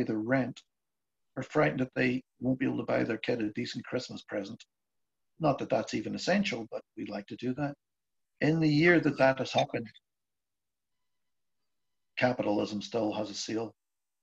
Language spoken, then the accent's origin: English; Belfast, Northern Ireland, United Kingdom; now in Wexford, Ireland; I grew up in Belfast